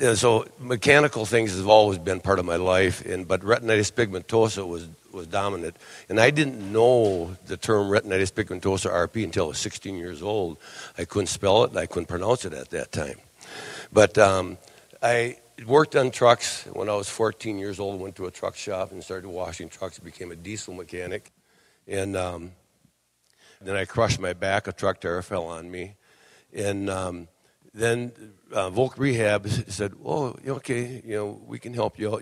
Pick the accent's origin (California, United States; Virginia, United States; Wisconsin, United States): Wisconsin, United States; I was born and raised in Wisconsin